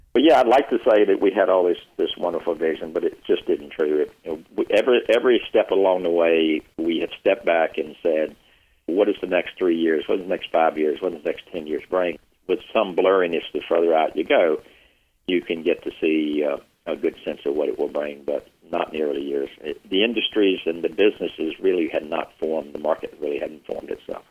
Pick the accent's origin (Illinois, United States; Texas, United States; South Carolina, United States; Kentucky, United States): South Carolina, United States; Union; moved away as an adult; I was born and raised in Union, South Carolina